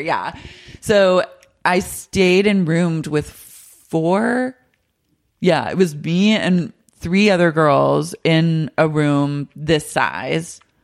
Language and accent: English; Oklahoma, United States; now in West Hollywood, United States; Growing up in Oklahoma